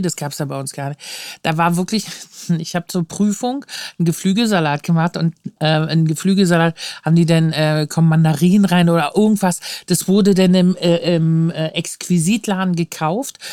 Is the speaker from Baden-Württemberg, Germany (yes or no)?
no; Luckenwalde, Brandenburg, Germany; now in Berlin, Germany; ich bin in Luckenwalde aufgewachsen, das ist so eine Kreisstadt